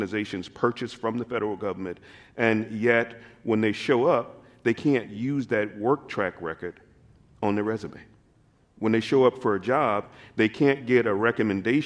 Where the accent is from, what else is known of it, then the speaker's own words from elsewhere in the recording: Mississippi Delta, United States; moved away as an adult; also born or lived in New York; now in Seattle, United States; I was born and raised in the Mississippi Delta